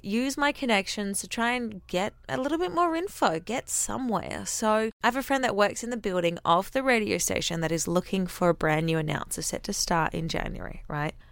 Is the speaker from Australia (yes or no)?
yes; Australia; accent: Aussie; I'm Aussie